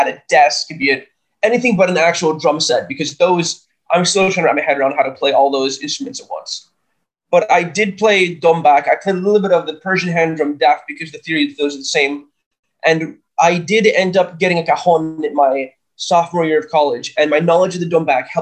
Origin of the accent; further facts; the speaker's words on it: New York, United States; I was given the privilege of being born and raised in New York